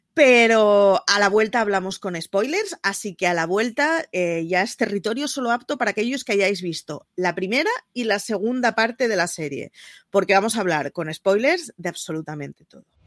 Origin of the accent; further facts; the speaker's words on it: Barcelona, Catalonia, Spain; como barcelonesa que siempre es representada por una sagrada familia a la que no voy ni una vez al año